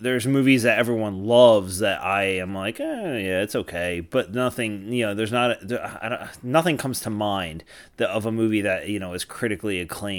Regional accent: New Jersey, United States; the town I grew up in South Jersey

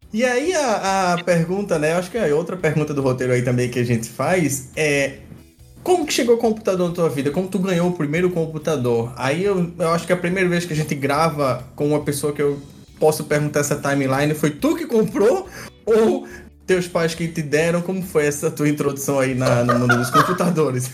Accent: Recife, Pernambuco, Brazil; sou de Recife aí do Nordeste

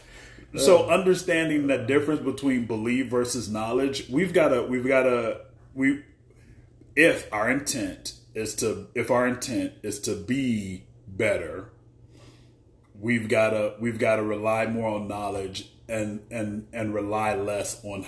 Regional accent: United States; I live in the U.S. I'm an American

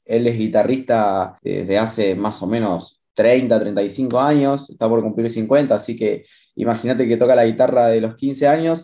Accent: La Pampa, Argentina; mi infancia en La Pampa fue básicamente la infancia de, cualquier chico

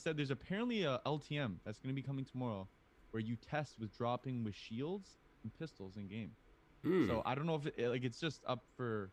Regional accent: Hamilton, Ontario, Canada; I am from Hamilton, Ontario, so I'm a Tiger Cats fan

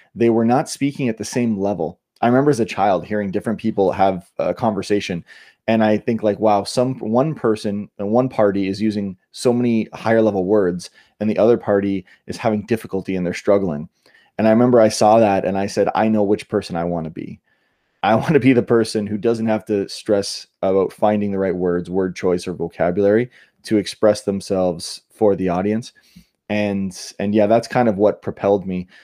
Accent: Niagara Falls, Ontario, Canada; also born or lived in Australia / New York / California; now in United States; I grew up in Canada, near, in Niagara, near Niagara Falls

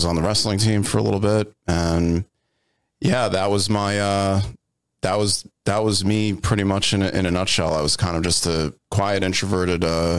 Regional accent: Long Island, New York, United States; Born and raised in Long Island, New York.

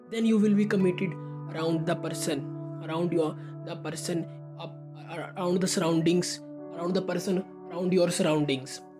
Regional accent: India; I am from India.

